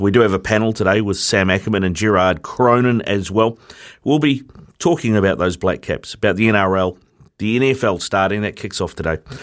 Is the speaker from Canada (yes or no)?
no; Auckland, New Zealand; also born or lived in Bay of Plenty; born and bred in Auckland